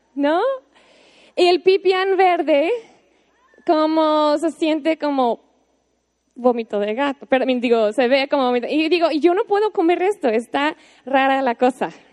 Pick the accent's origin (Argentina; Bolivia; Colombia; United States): United States; Spanish is a second language; moved away as an adult; now in Mexico; yo, así como una gringa, una buena gringa